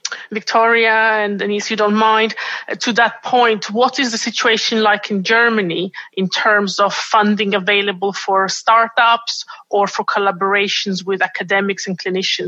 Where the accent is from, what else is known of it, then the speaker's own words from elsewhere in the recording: Estonia; now in London, United Kingdom; I am originally from Estonia